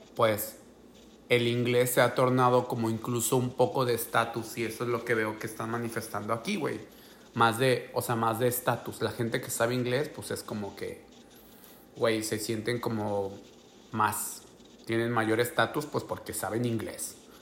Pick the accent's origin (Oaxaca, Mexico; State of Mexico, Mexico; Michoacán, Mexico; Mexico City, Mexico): Oaxaca, Mexico; San Blas; moved away as an adult; also born or lived in Guadalajara, Mexico; now in United States; yo soy de Oaxaca, güey. Yo soy de un pueblo ahí de San Blas